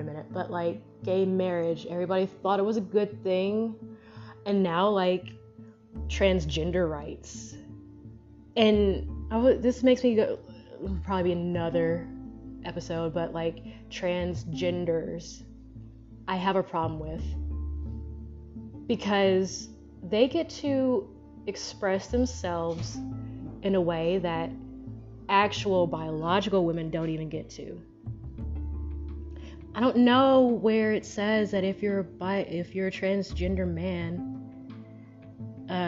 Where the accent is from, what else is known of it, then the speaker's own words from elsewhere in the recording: United States; I was born here. And as an American